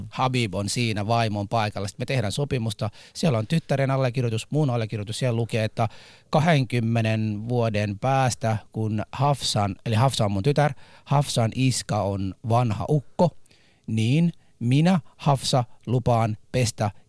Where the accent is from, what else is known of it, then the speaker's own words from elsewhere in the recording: Somalia; now in Finland; Hei, mä oon, mä oon Somaliasta.